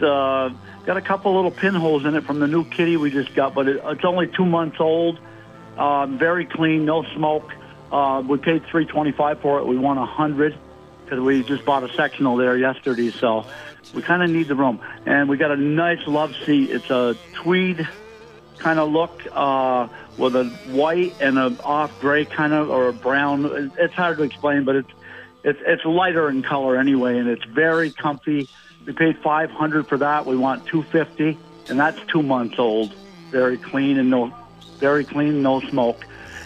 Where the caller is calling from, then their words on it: Colchester, Vermont, United States; Hey, Bill. It's … in Colchester.